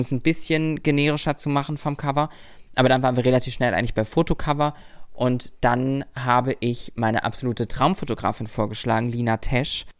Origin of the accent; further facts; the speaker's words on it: Lübeck, Schleswig-Holstein, Germany; moved away as an adult; now in Berlin, Germany; in meiner Heimat, in unserer Heimat